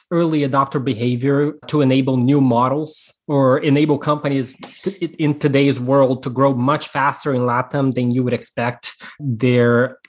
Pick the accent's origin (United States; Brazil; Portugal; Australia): Brazil; We're both from Brazil